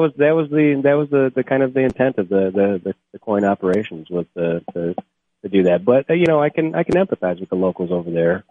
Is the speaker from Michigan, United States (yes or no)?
yes; Charlevoix, Michigan, United States; also born or lived in Whitehall, Michigan; I'm from uh, Charlevoix, Michigan originally, graduated from Whitehall, Michigan.